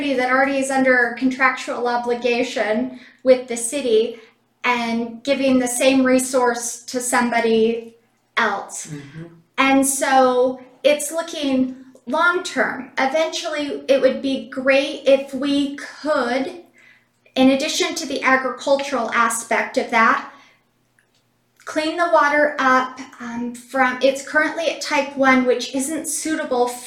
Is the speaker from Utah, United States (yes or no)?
yes; Cedar City, Utah, United States; I was born and raised in Cedar City.